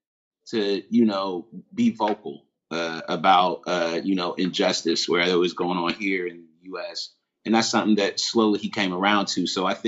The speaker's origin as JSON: {"language": "English", "region": "Ohio", "country": "United States", "said": "I'm obviously from Ohio"}